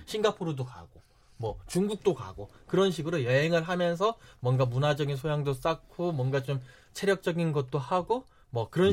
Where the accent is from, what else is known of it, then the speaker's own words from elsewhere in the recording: South Korea; moved away as an adult; now in United Kingdom; 고향은 한국이고 저는 한국인이고 한국 사람이긴 하지만